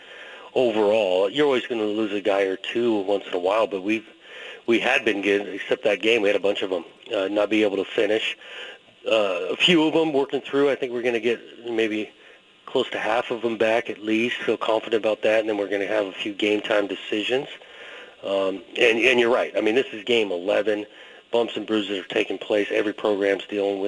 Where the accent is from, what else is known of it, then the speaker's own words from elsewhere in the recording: Southern California, United States; growing up in Southern California